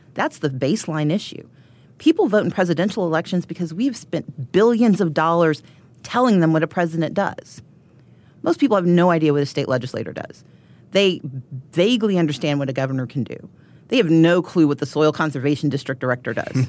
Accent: Georgia, United States; I'm from Georgia

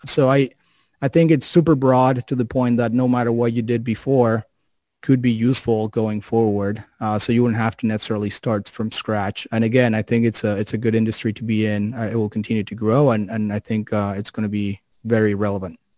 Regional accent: Mexico; moved away; I'm originally from Mexico

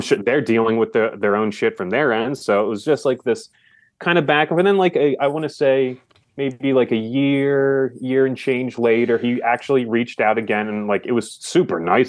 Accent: Philadelphia, Pennsylvania, United States; I'm from Philly.

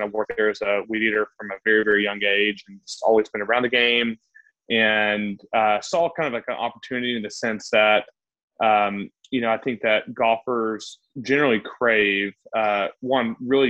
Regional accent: Chattanooga, Tennessee, United States; moved away as an adult; also born or lived in Atlanta / Los Angeles / Boston; I'm from Chattanooga, Tennessee. I've lived all over the United States and recently moved back to Chattanooga, Tennessee about 2 years ago. So I lived all over from Atlanta to LA to Boston.

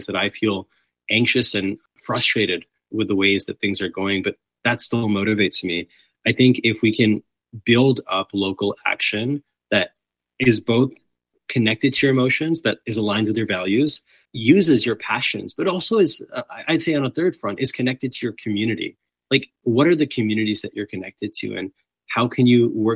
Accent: British Columbia, Canada; as a British Columbian

